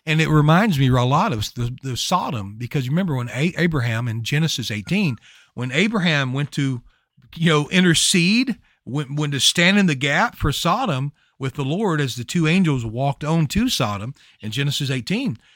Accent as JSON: {"language": "English", "region": "Louisiana", "country": "United States", "said": "I'm from Louisiana."}